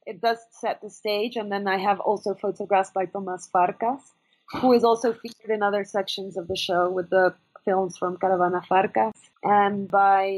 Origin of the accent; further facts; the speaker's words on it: Venezuela; I'm from Venezuela, and I grew up with this